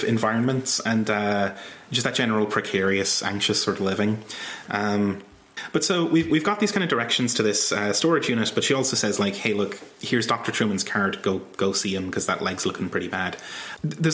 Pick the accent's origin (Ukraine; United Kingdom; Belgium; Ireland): Ireland; I'm from Ireland